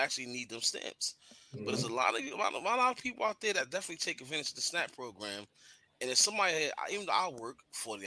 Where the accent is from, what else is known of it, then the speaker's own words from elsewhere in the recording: New York, United States; I'm from New York.